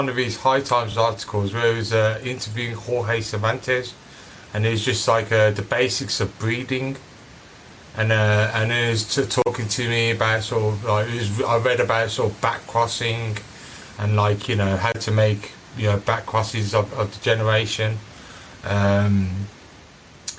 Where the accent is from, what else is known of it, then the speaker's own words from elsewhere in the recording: Birmingham, West Midlands, United Kingdom; I was obviously born and raised in Birmingham